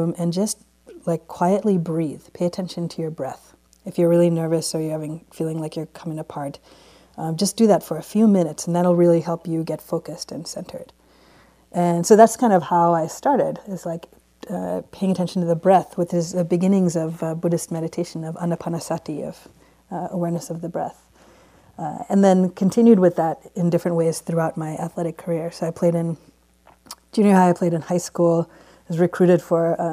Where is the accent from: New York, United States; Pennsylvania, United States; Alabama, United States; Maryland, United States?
Maryland, United States; Baltimore; now in West Coast, United States; I grew up in Baltimore